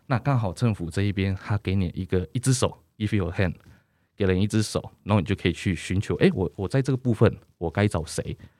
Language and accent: Chinese; Keelung, Taiwan; 选择基隆，其实也是在基隆长大